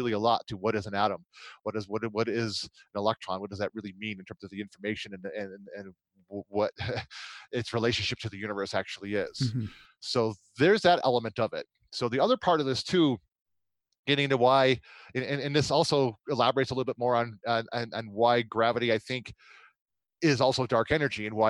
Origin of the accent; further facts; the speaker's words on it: United States; I'm an American